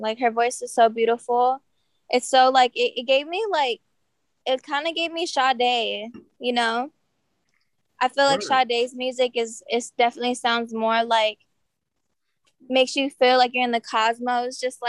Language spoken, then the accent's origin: English; Coachella Valley, California, United States; I'm a singer songwriter born and raised in the Coachella Valley.